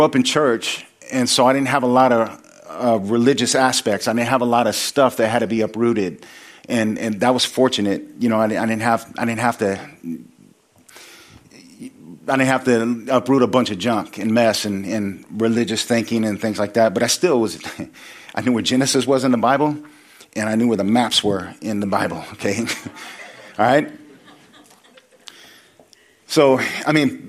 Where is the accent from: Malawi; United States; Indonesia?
United States; Sacramento, California; I come from Sacramento. I was living in the projects